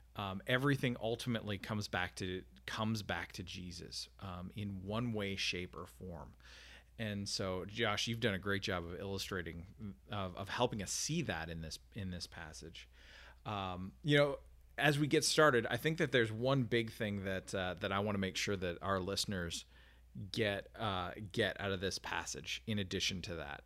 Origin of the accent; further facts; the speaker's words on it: Canada; as a Canadian